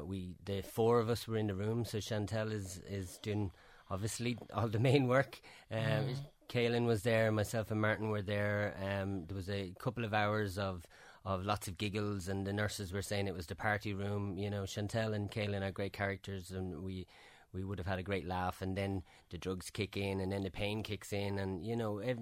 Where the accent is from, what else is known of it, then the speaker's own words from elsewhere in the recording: Ireland; We flew home as two Irish men with a Canadian child